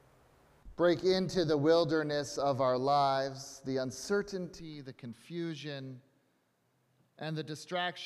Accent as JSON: {"language": "English", "region": "Connecticut", "country": "United States", "tie": "born or raised there", "said": "I grew up in the United Church of Christ right here in Connecticut"}